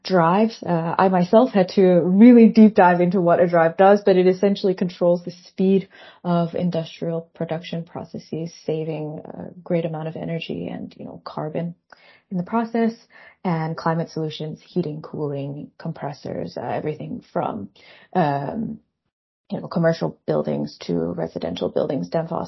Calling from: Copenhagen, Capital Region, Denmark; I'm calling you from Copenhagen, Denmark.

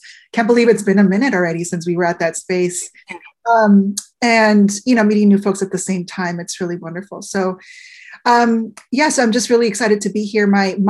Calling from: Washington, United States; I'm calling in from the Pacific Northwest here at Western Washington University

